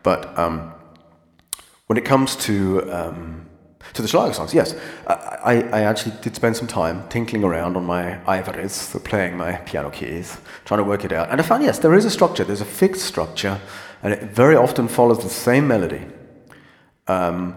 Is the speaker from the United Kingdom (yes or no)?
yes; United Kingdom; I'm British